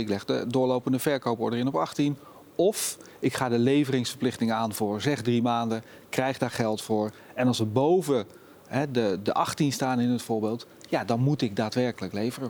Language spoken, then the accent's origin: Dutch; Netherlands; We zijn Nederlanders